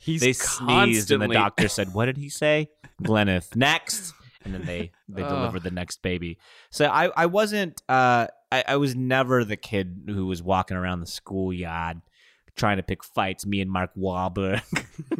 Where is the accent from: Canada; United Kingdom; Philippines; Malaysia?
Philippines; And I am Filipino.